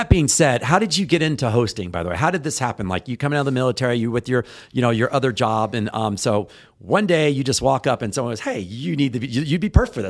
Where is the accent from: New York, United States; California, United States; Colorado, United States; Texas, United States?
Texas, United States; I'm from Texas too